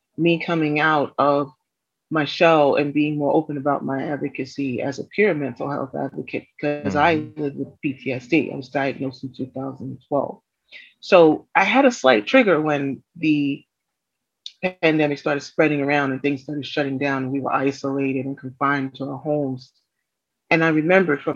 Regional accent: New York City, New York, United States; as a New Yorker

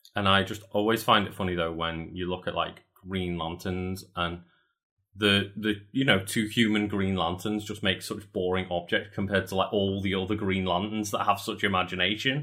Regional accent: United Kingdom; I'm British

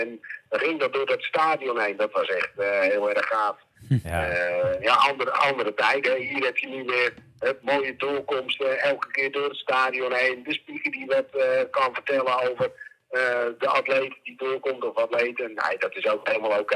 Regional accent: Netherlands; ons als Nederlanders

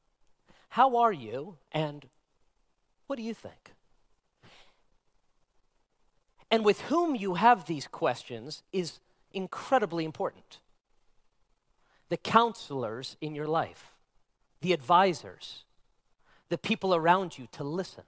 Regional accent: Nevada, United States; I was born and raised in Nevada

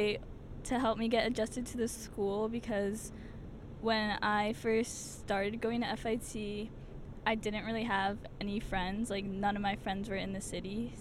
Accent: New Jersey, United States; I grew up in New Jersey.

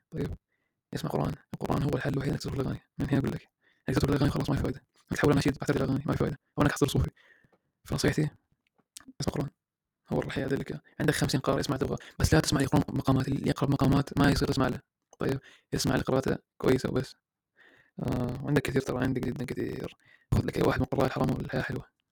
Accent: Iraq; أنا عراقي

